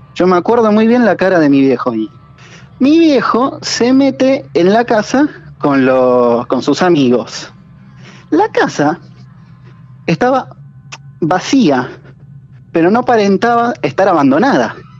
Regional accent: Buenos Aires, Argentina; now in Mar del Plata, Argentina; Yo soy de Villurquiza, de Capital.

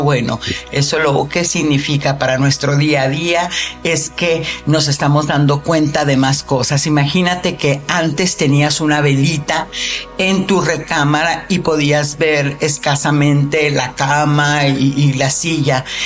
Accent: Mexico; yo soy mexicana

